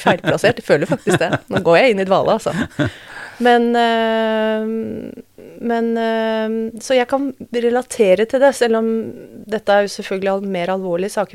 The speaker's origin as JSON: {"language": "Norwegian", "country": "Norway", "tie": "born or raised there", "said": "Født og oppvokst i Norge"}